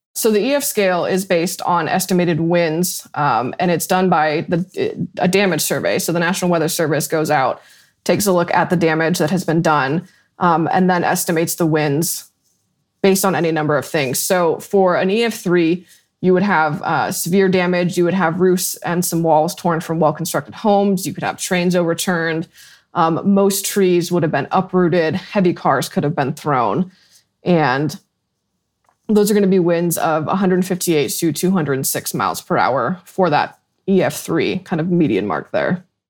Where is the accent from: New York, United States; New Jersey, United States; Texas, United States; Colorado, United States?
Colorado, United States; I grew up in Colorado and most of the storms came over the mountains